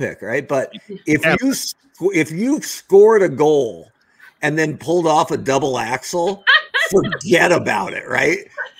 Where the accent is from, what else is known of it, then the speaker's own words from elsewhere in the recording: Oregon, United States; growing up in Oregon